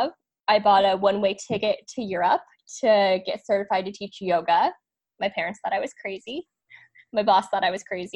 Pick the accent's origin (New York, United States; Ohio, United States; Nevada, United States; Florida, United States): Nevada, United States; Las Vegas; moved away as an adult; also born or lived in San Diego; born and raised in Vegas